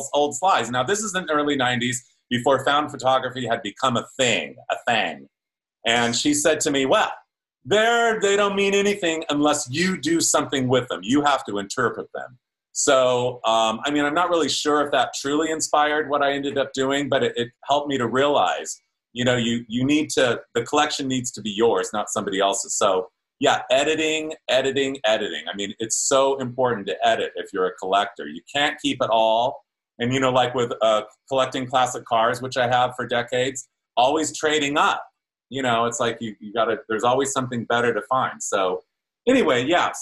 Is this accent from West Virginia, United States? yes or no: no; Ontario, California, United States; I grew up in Ontario, California